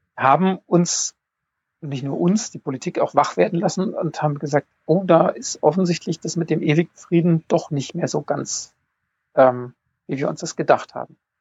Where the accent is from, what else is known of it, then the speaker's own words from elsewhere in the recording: Bonn, North Rhine-Westphalia, Germany; Ich, ich komme aus Bonn